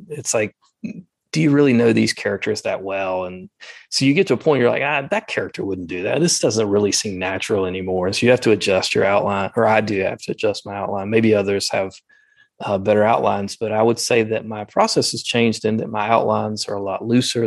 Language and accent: English; the South, United States; accent: Southern; my Southern accent